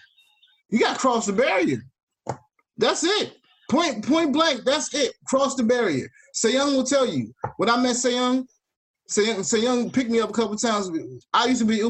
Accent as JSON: {"language": "English", "town": "Washington", "region": "District of Columbia", "country": "United States", "tie": "born or raised there", "said": "I'm from D.C. I'm born and raised in D.C."}